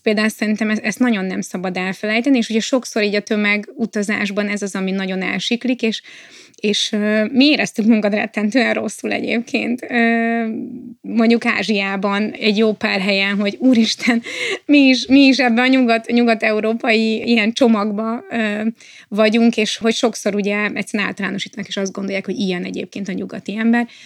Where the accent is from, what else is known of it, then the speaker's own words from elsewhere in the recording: Hungary; nem is magyarok vagyunk, hanem európaiak